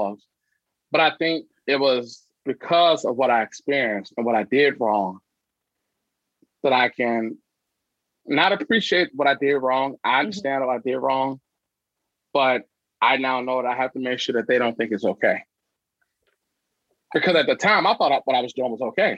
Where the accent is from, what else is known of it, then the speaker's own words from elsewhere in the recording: Chicago, Illinois, United States; also born or lived in Troy, Alabama; I grew up in the Chicagoland area